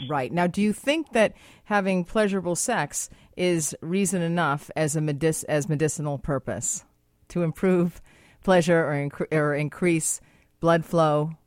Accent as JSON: {"language": "English", "town": "Boston", "region": "Massachusetts", "country": "United States", "moved": "yes", "lives_now": "Vancouver, Canada", "said": "I'm from Boston, uh, live in Vancouver"}